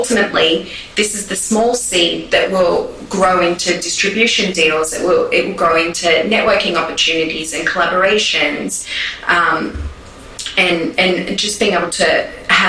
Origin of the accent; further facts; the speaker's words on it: Australia; now in New York, United States; me as an Australian